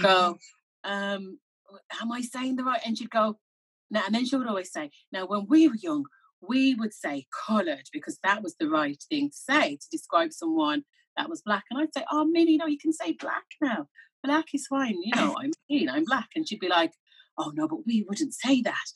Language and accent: English; Birmingham, West Midlands, United Kingdom; moved away as an adult; now in Ireland; I grew up in Birmingham, so my parents are Jamaican